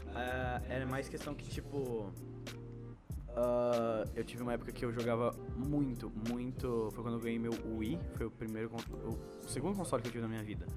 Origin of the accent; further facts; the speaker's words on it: São Paulo, Brazil; a gente é de São Paulo